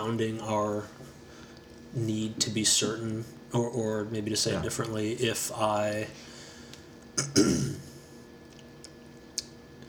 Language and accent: English; United States; as an American